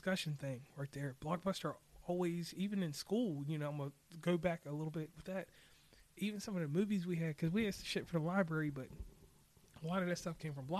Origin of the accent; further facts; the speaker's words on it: Lynchburg / Rustburg, Virginia, United States; my local people from Lynchburg, Virginia, Rustburg, Virginia, 434 area code